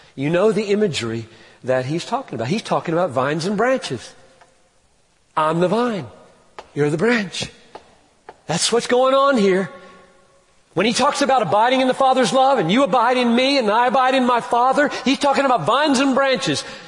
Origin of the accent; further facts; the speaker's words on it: United States; second as an American